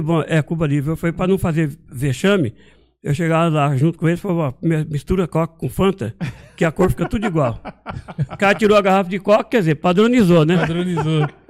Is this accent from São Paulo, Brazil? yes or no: yes; Marília, São Paulo, Brazil; moved away; also born or lived in Montes Claros, Minas Gerais / São José dos Campos; lá em Marília, de onde eu vim